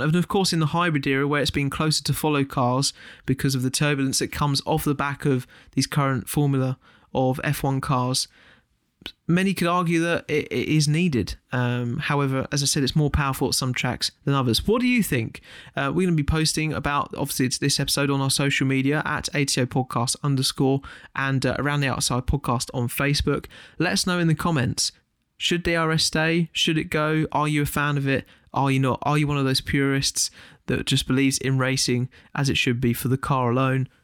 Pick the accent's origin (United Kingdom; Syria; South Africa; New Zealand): United Kingdom; as a British fan